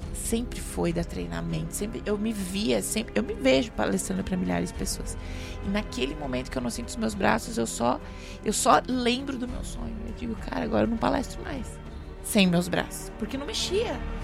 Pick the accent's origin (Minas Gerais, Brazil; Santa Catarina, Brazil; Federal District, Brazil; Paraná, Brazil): Santa Catarina, Brazil; also born or lived in Chapecó; eu morava sozinha num apartamento no centro de Chapecó, só de Santa Catarina, já percebeu pelo meu sotaquezinho